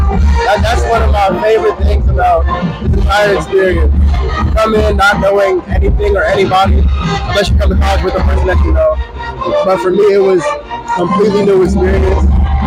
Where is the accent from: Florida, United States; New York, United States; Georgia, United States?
Georgia, United States; Atlanta; from Atlanta, Georgia.